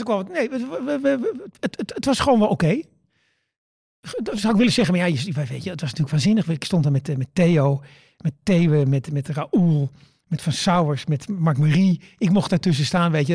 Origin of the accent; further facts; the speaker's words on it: Netherlands; ik kom uit Nederland